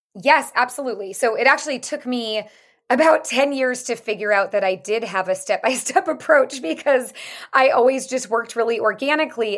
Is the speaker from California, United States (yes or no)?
yes; San Francisco, California, United States; I am from San Francisco, born and raised